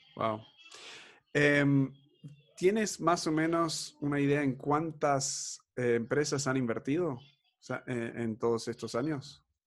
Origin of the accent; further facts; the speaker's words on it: Argentina; nos criamos en Argentina